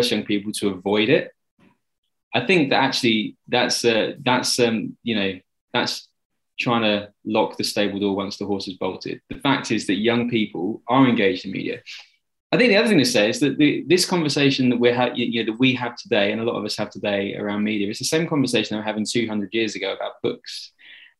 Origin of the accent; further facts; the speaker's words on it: London, United Kingdom; I grew up in Southwest London